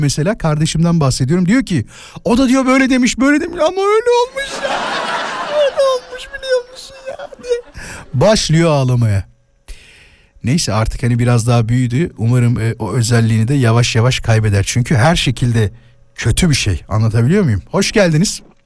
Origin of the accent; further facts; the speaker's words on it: İzmit, Kocaeli, Turkey; memleketim orası. Hemen oradaki hastanede doğdum